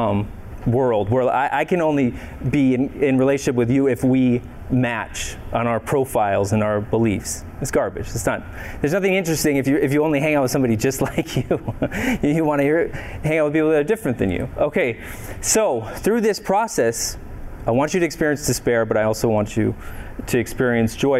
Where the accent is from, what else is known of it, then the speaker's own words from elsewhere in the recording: Minneapolis, Minnesota, United States; I'm from Minneapolis originally